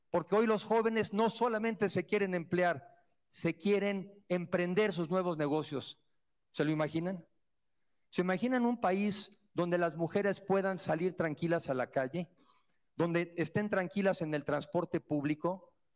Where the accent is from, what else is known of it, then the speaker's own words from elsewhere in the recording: Mexico; como somos los mexicanos